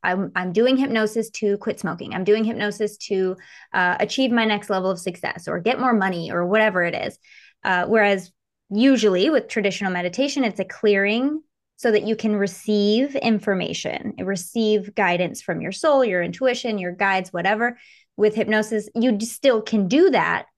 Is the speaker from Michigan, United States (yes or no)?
yes; Michigan, United States; moved away as an adult; now in California, United States; I grew up in Michigan.